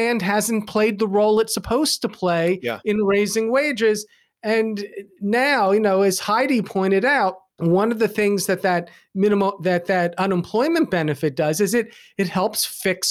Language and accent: English; Pennsylvania, United States; my home state of Pennsylvania